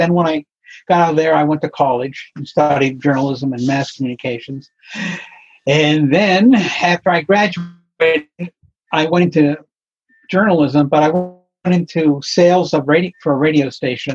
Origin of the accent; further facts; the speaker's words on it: Pittsburgh, Pennsylvania, United States; moved away as an adult; also born or lived in New England / San Francisco; I came back to where I grew up in Pennsylvania, in Pittsburgh